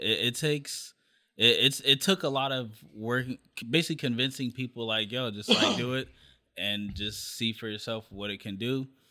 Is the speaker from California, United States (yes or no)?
yes; Long Beach, California, United States; I'm from the Wrigley area of Long Beach.